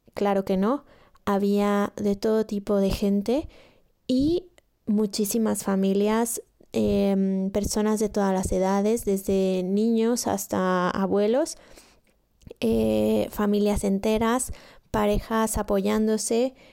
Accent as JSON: {"language": "Spanish", "region": "State of Mexico", "country": "Mexico", "moved": "as an adult", "lives_now": "Barcelona, Spain", "said": "soy mexicana del Estado y hace cinco años que me vine a vivir a Barcelona"}